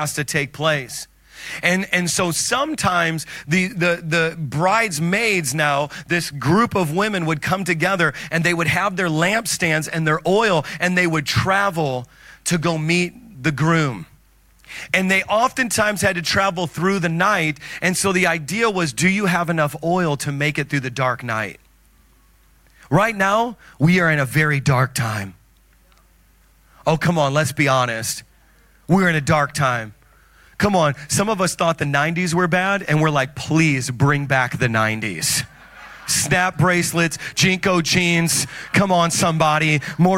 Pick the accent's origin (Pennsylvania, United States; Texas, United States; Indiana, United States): Indiana, United States; now in Long Island, United States; because I'm from Indiana